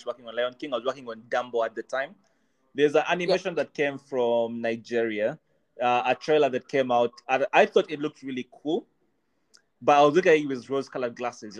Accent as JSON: {"language": "English", "country": "Uganda", "tie": "born or raised there", "also_born_or_lived": "Kenya", "moved": "yes", "lives_now": "United Kingdom", "said": "I grew up in Uganda"}